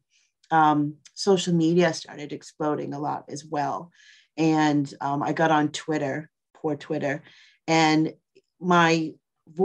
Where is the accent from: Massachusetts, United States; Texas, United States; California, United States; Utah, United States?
Massachusetts, United States; Boston; moved away as an adult; also born or lived in New York; I grew up in Boston. I grew up in the suburb of Boston